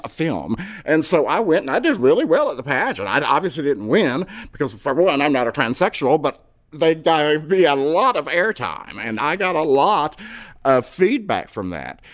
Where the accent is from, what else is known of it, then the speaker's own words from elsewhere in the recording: Fayetteville, North Carolina, United States; moved away as an adult; also born or lived in Louisville, Kentucky; Miss Fayetteville, my hometown